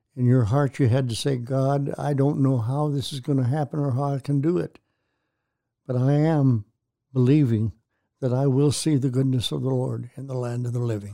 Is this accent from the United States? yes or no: no; Canada; I'm a kid from Canada, raised in a town of one hundred twenty-five people.